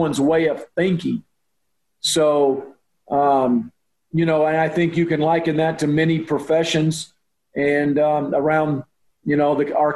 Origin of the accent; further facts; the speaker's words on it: Oklahoma, United States; now in Texas, United States; I grew up in Oklahoma, in a small town in Oklahoma